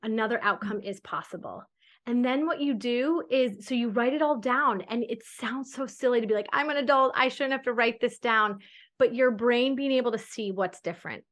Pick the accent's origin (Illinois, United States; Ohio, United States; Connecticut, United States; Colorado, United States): Connecticut, United States; moved away as an adult; also born or lived in New York City / the South (US); now in United States (suburbs of the South); I grew up in Connecticut